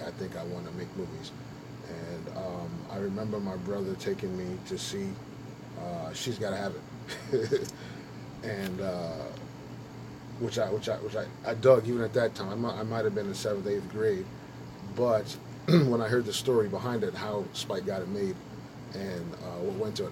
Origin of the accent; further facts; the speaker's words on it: New York City, New York, United States; I grew up in, I grew up in Brooklyn. Brooklyn in the 80s, and New York in the 80s